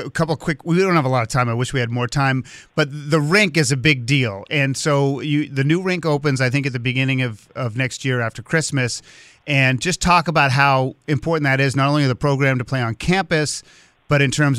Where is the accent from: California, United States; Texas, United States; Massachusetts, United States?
Massachusetts, United States; Swampscott; I grew up in Swampscott, Massachusetts.